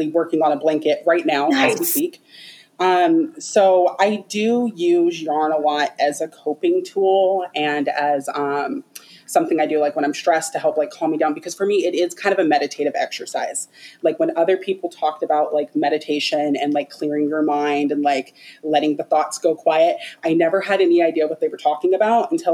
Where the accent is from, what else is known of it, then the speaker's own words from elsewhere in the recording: Hawaii, United States; I'm Hawaiian and we do have like a strong tradition of like weaving and like knot work